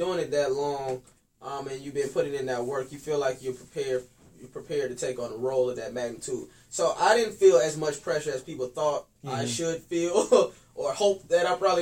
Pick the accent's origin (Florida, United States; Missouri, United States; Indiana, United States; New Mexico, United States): Florida, United States; St. Petersburg; my hometown, St. Petersburg